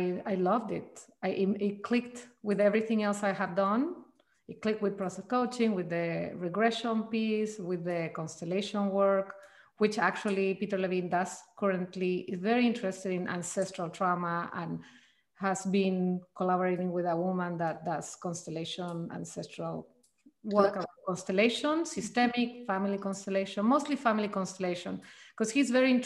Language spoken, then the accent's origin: English; Chile; moved away as an adult; now in Mendocino Coast, United States; I'm originally from Chile, South America